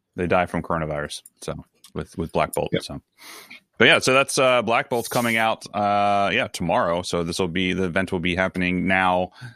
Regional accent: Baltimore, Maryland, United States; accent: Baltimore; my Baltimore accent

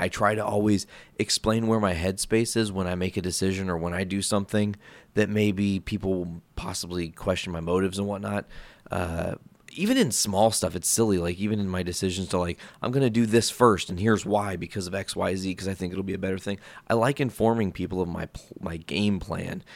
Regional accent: Hoopeston, Illinois, United States; moved away as an adult; now in Northwest Indiana, United States; You guys probably know Hoopston, Illinois. Like, it's, it's my hometown

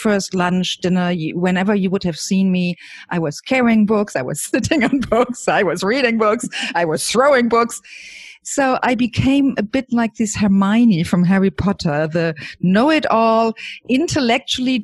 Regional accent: Germany; I grew up in Germany with parents and grandparents in the same house as a single child

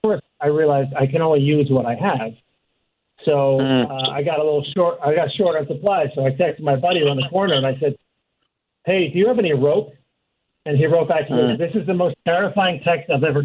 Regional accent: New York, United States; moved away; I'm from New York

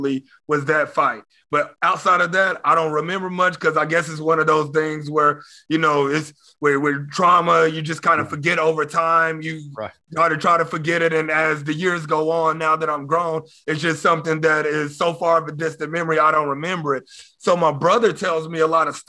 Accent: Texas, United States; also born or lived in Oklahoma City, Oklahoma; We moved to Texas when I was like 3 or 4 years old

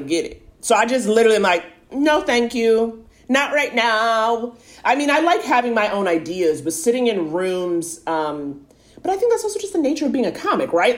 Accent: New York, United States; I grew up in New York, dating in New York

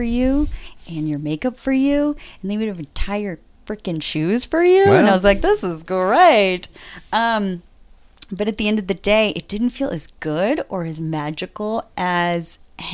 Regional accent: Northern California, United States; also born or lived in Mexico / Willows, California / Brooklyn, New York / Los Angeles; now in San Francisco, United States; I grew up in Northern California half my childhood and in Mexico

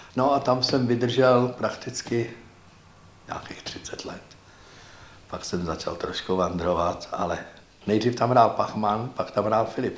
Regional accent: Prague, Czechia; Já jsem vyrůstal v Praze, v Libni.

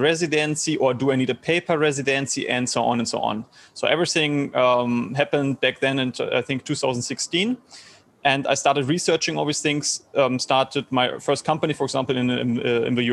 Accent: Germany; English is a second language; moved away as an adult; I'm from Germany originally

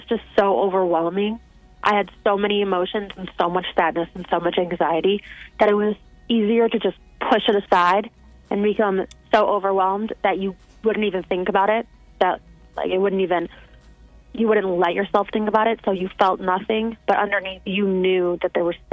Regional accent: West Bloomfield, Michigan, United States; I grew up in West Bloomfield

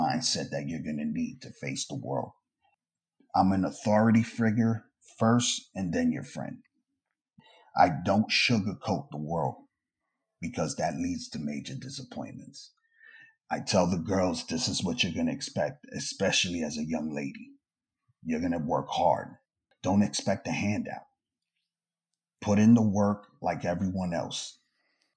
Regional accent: New York City, New York, United States; I grew up in New York City housing out in Brooklyn in the 80s and 90s

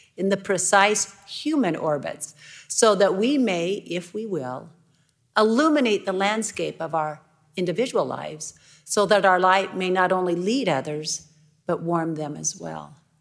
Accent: Idaho, United States; I'm from Idaho

